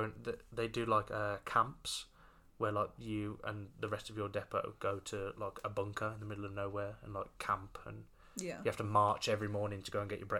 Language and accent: English; Brownhills, West Midlands, United Kingdom; also born or lived in Rushall; we moved from Brown Hills into Rushall.